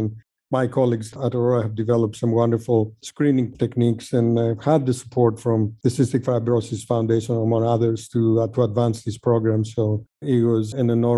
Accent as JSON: {"language": "English", "country": "Greece", "tie": "born or raised there", "also_born_or_lived": "Sweden", "moved": "as an adult", "lives_now": "United States", "said": "I grew up in Greece"}